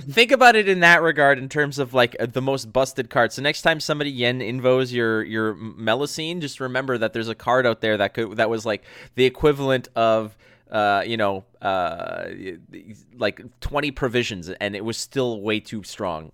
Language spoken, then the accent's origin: English; Montreal, Quebec, Canada; from Montreal, like, from my hometown